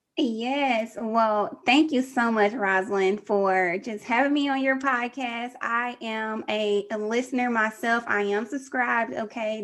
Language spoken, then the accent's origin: English; Texas, United States; I'm from Texas